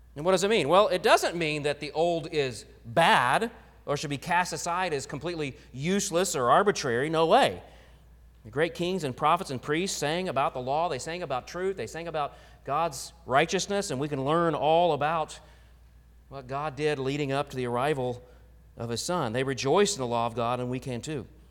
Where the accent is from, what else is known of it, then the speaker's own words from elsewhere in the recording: Oklahoma, United States; moved away; growing up in Oklahoma